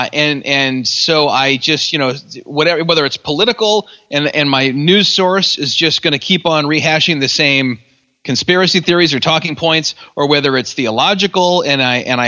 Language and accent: English; West Michigan, United States; I'm Dutch, and I'm a Calvinist, and I'm from West Michigan